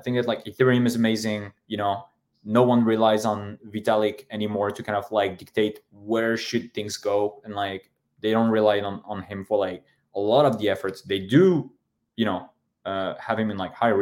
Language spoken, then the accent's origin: English; Paris, Île-de-France, France; I'm French, but I'm from Paris. I'm from, you know, the 18th district.